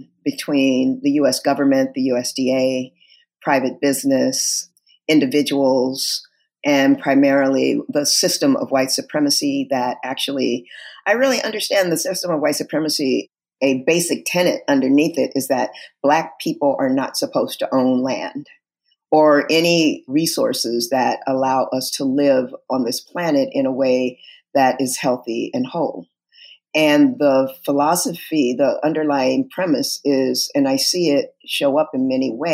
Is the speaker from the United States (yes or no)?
yes; Southern California, United States; I'm from Southern California, raised in a very loving family